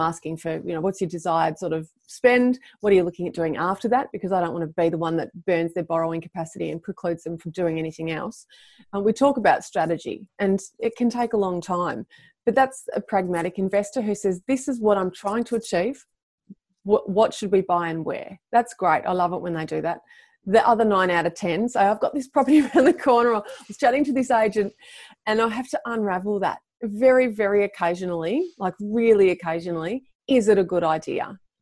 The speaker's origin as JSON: {"language": "English", "town": "Melbourne", "region": "Victoria", "country": "Australia", "tie": "born or raised there", "said": "for Melbourne, for my hometown"}